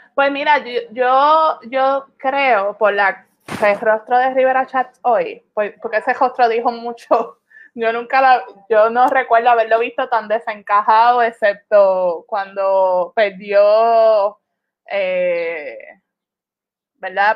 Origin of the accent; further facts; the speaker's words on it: Puerto Rico; La ciudadanía que tenemos los, puertorriqueños